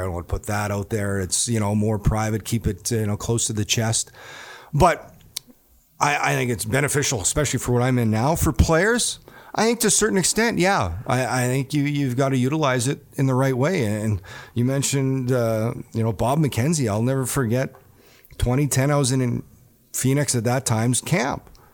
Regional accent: Neepawa, Manitoba, Canada; moved away; me growing up in Nipua, Manitoba

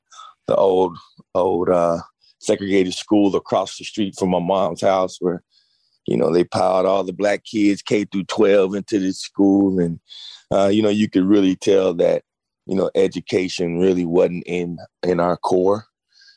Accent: Grapevine, Texas, United States; Born and raised in Grapevine, Texas

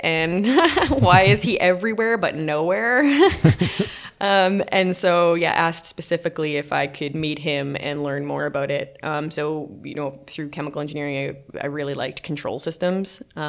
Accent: Atlantic Canada, Canada; now in Calgary, Canada; So I moved to Calgary from the East Coast of Canada and, yeah, I started working for natural gas distribution.

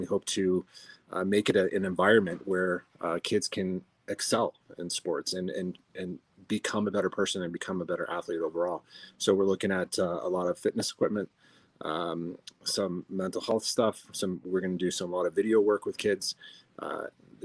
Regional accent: Denver, Colorado, United States; also born or lived in Arvada, Colorado; I'm born and raised in Denver

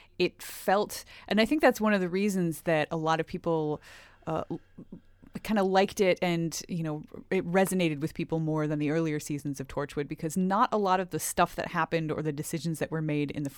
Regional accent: United States; I mean, there were a lot of miniseries when I was growing up in the United States.

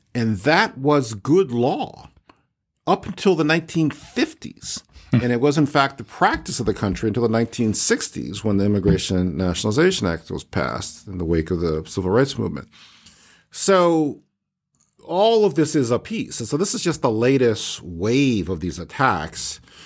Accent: Cleveland Heights, Ohio, United States; I grew up in Cleveland Heights, Ohio

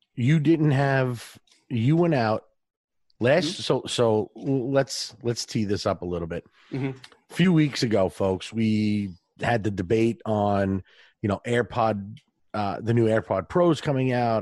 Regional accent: New York, United States; accent: New York; a New York accent, my regular accent

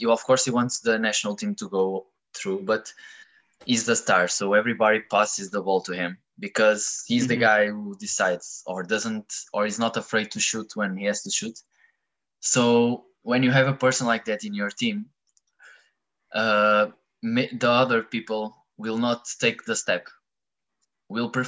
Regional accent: Porto, Norte, Portugal; moved away as an adult; now in Denmark; So I'm from Portugal, from a city named Porto

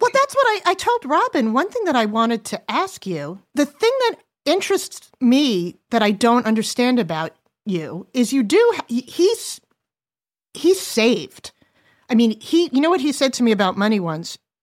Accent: Long Island, New York, United States; also born or lived in New Jersey; when we moved from New Jersey to Long Island, it was pretty affluent

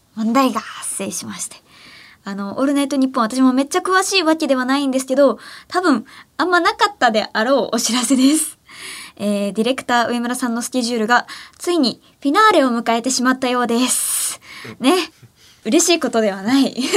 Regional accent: Ehime, Japan; 私の地元愛媛

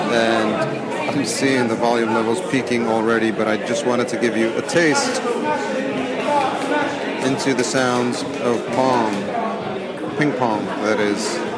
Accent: New York, United States; Being a New Yorker, this is most definitely the Times Square of London.

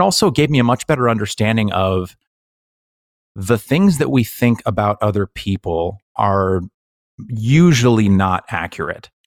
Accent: Bay Area, California, United States; when you come from a place like the Bay Area

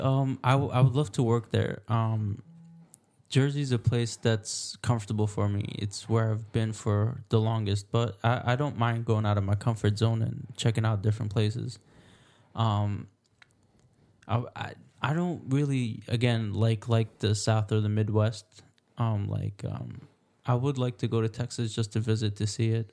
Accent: Alexandria, Alexandria Governorate, Egypt; moved away; I grew up in Alexandria.

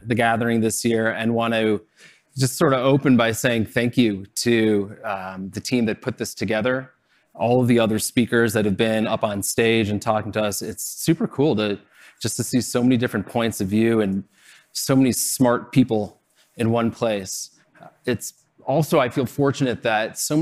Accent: Chicago, Illinois, United States; I grew up in Chicago

